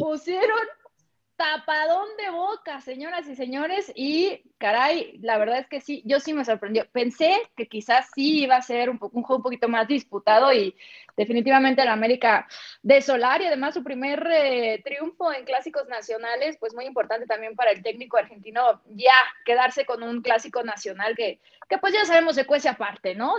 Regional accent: Sinaloa, Mexico; Yo soy de Sinaloa

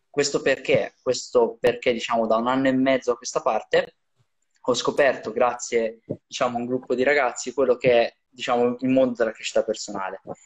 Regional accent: Italy; in Riviera da noi

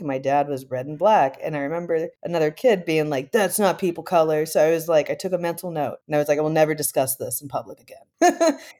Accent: Midwest, United States; now in Berkeley, United States; I am from the Midwest in the United States, but these days I live really close to like Berkeley in California.

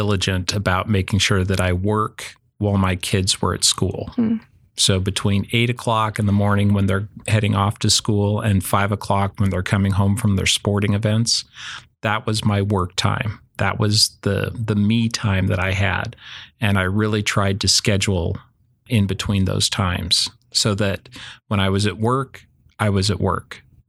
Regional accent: Idaho, United States; also born or lived in California; Correct. I was born in California. I moved to Idaho when I was about 4 years old.

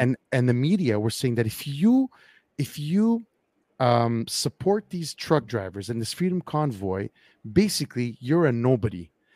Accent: Quebec, Canada; we've voted already twice on, on a referendum whether or not Quebec wanted to secede from the rest of Canada

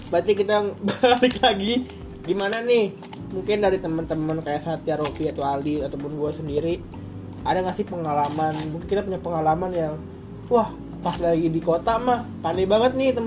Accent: Boyolali, Central Java, Indonesia; gue pulang kampung nih kan, gue kampung gue di Boyolali.

